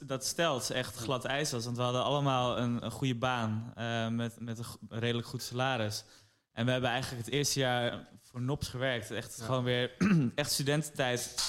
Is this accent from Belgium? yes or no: no; Amsterdam, North Holland, Netherlands; we zijn opgegroeid in Amsterdam, dus onze hele sociale kring was hier